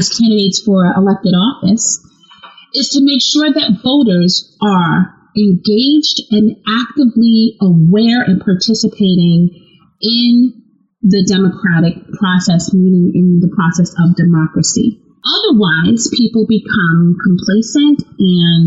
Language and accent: English; United States; as an American